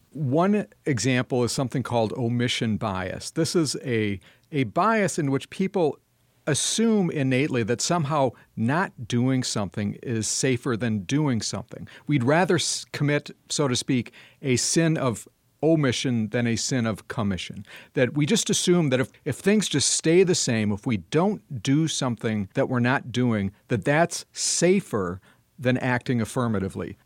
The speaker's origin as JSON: {"language": "English", "town": "Madison", "region": "Wisconsin", "country": "United States", "tie": "born or raised there", "said": "my hometown of Madison, Wisconsin"}